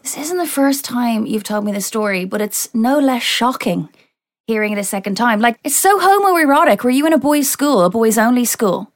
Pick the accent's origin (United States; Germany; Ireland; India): Ireland; I'm not English. I'm Irish